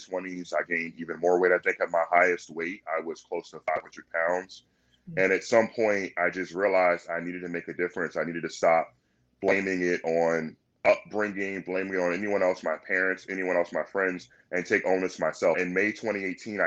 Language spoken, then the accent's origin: English; Virginia Beach, Virginia, United States; I'm born and raised in Virginia Beach